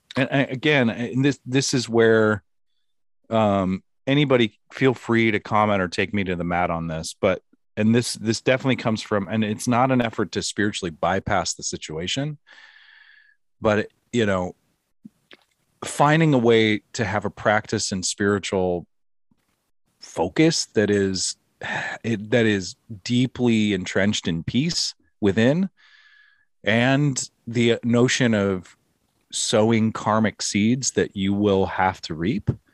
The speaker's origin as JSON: {"language": "English", "country": "United States"}